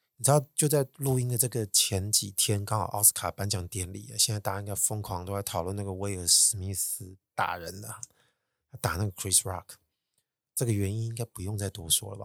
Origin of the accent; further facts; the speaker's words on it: Taiwan; 要我们台湾人认错实在太难了